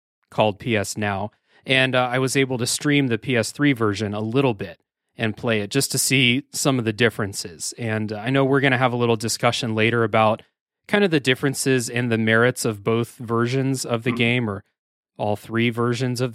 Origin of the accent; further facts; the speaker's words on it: United States; I'm an American